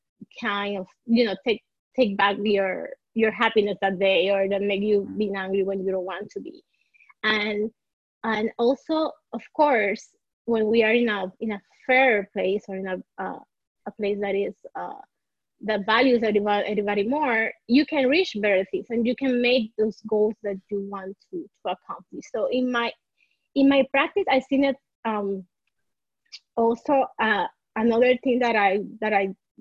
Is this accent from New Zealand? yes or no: no; Puerto Rico; now in Miami, United States; I'm born and raised in Puerto Rico, so I am part of the minority here. And I moved to Miami